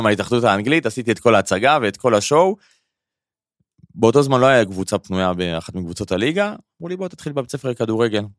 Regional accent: Karmiel, Northern District, Israel; moved away as an adult; also born or lived in Paris, France / London, United Kingdom; now in Tel Aviv, Israel; אני במקור מכרמיאל

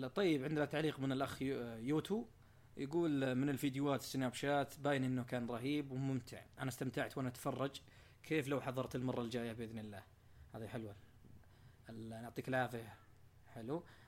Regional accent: near Abha, Asir, Saudi Arabia; بتكلم من منطقتي نفسها لو جاء في الجنوب

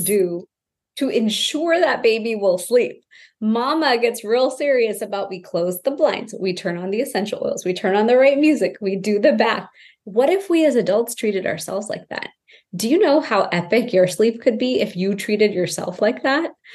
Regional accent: Houston, Texas, United States; I grew up in Houston, Texas to this immigrant family.

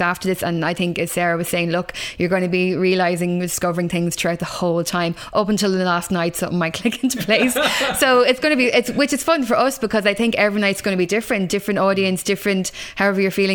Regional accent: Kilkenny, Leinster, Ireland; I'm from Kilkenny

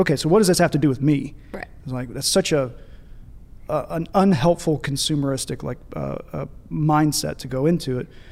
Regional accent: Paducah, Kentucky, United States; moved away as an adult; now in Birmingham, United States; We both grew up in Paducah, Kentucky

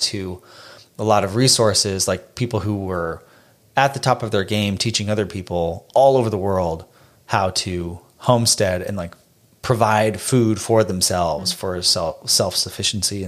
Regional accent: Phoenix, Arizona, United States; moved away; I grew up in Phoenix. We both grew up in Phoenix.

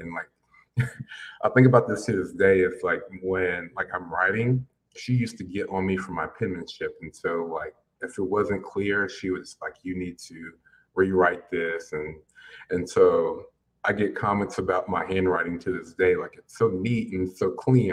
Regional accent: Pensacola, Florida, United States; moved away as an adult; also born or lived in Virginia / Alabama / San Marcos, Texas / Orlando; now in Austin, United States; we moved to Pensacola, Florida, which is where both my parents are actually from

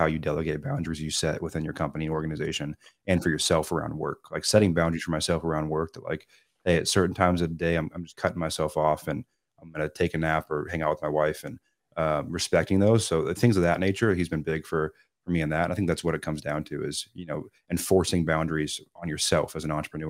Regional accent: Seattle, Washington, United States; I'm not a Southern California kid. I'm from Seattle.

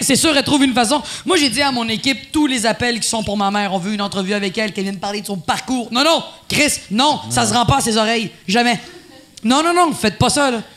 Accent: Quebec, Canada; first language Spanish; French is a second language; Je suis une québécoise pour les gens

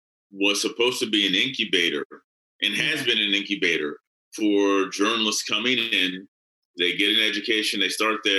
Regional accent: Chambersburg, Pennsylvania, United States; now in Pittsburgh, United States; central Pennsylvania in my hometown, which is called Chambersburg, Pennsylvania.

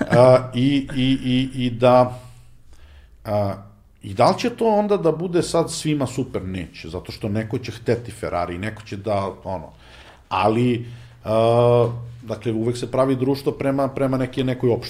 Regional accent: Serbia; ni po čemu niko ne bi mogao da utvrdi da sam ja Srbin

